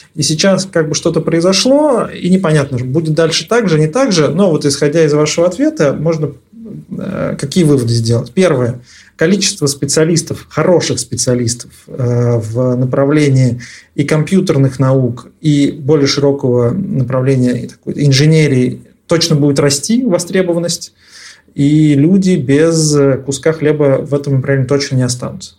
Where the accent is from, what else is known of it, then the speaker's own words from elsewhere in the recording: Nizhny Novgorod, Nizhny Novgorod Oblast, Russia; moved away; я родился и вырос в Нижнем Новгороде